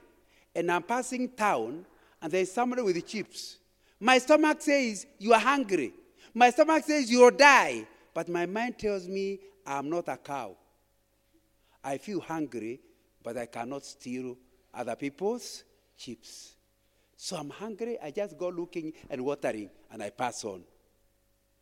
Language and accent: English; Kikuyuland, Central Kenya, Kenya; When I was growing up in Kikuyuland, if you came to my village in the late 1950s